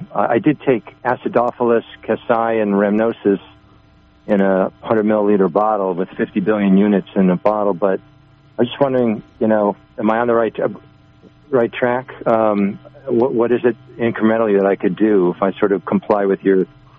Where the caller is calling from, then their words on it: New York, United States; From New York.